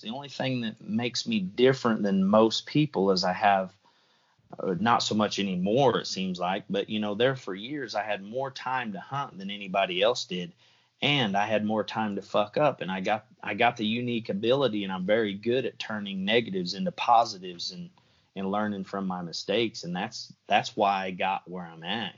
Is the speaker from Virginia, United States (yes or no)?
no; Southwest Missouri, United States; moved away; I'm from the Midwest originally, you know, Southwest Missouri